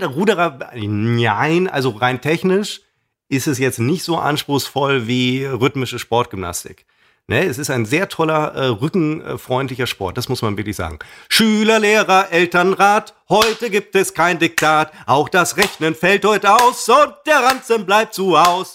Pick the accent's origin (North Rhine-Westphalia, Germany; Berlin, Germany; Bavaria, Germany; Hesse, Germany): North Rhine-Westphalia, Germany; Münster; in meinem Heimatort Hiltrup, aus dem ich ja nun mal ursprünglich äh, komme, einem Stadtteil von, oder sagen wir mal dem Nobelstadtteil von äh, Münster